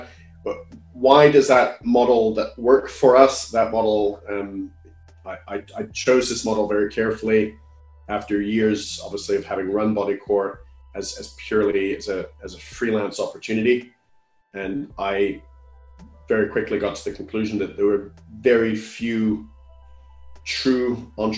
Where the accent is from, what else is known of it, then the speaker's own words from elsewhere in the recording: Canada; now in United Kingdom; I come from Canada